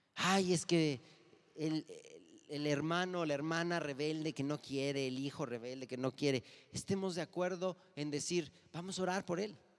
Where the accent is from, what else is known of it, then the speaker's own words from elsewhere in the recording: Mexico; los mexicanos somos carrilleros